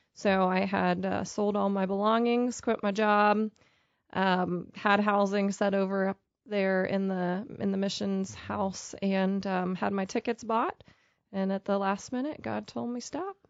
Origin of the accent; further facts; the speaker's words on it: Pennsylvania, United States; moved away as an adult; also born or lived in Pittsburgh, Pennsylvania; now in Topeka, United States; I grew up in Pennsylvania and spent most of my adult life in the Pittsburgh, Pennsylvania area